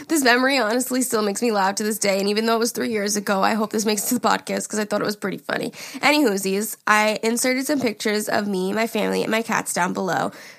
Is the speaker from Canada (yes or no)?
yes; Medicine Hat, Alberta, Canada; Hey, listen, Jari … I'm from Medicine Hat, Alberta.